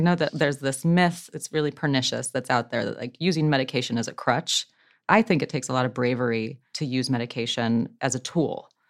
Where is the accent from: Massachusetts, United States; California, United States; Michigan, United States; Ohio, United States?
Ohio, United States; I'm from Ohio, so from the same area